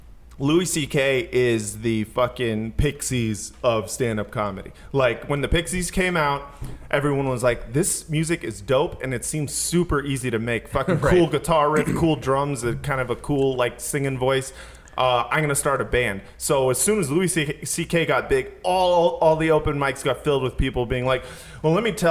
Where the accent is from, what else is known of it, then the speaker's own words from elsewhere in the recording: Spain; English is a second language; like I am from Spain.